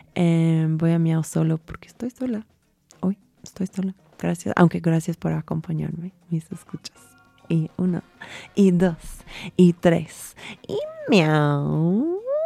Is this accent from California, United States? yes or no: yes; California, United States; Spanish is a second language; moved away as an adult; also born or lived in Texas / Mexico City; now in Mexico; yo soy de California, o sea, me nací en Texas, pero nos mudábamos a las al un mes a California